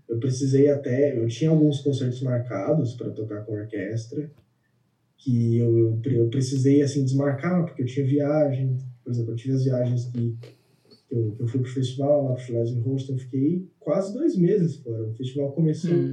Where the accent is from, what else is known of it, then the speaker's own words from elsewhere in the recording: São Paulo, Brazil; moved away as an adult; now in Germany; eu nasci em São Paulo e passei a vida inteira em São Paulo